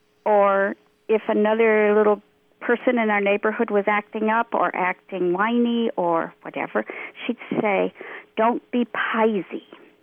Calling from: central New York near Cooperstown, United States; I'm calling from central New York near Cooperstown.

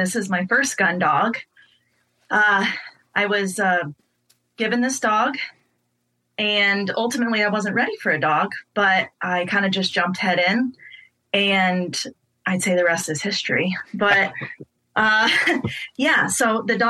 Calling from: Des Moines, Iowa, United States; I am calling from Des Moines, Iowa

